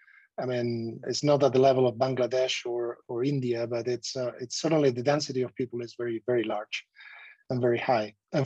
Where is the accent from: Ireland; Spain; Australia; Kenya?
Spain; southern Spain; moved away as an adult; also born or lived in Netherlands; So I am originally from Spain. I was born and raised in the south of Spain.